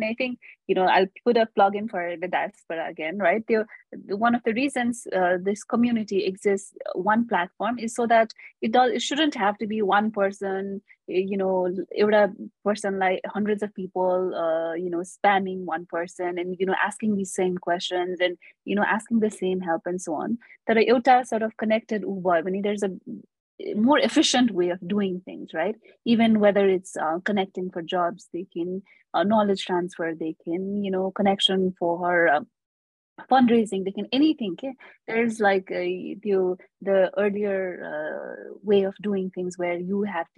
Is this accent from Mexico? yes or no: no; Nepal